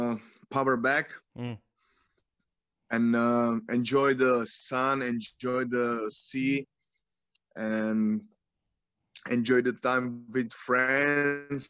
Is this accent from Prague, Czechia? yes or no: no; Brno, South Moravian Region, Czechia; English is a second language; I'm from Brno